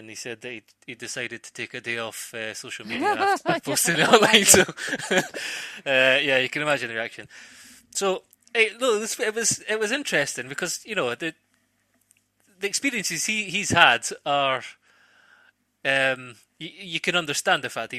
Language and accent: English; Scotland, United Kingdom; the longer I was away from Scotland and the longer I was a professional footballer. But Celtic are still my first club, and that's the club I support.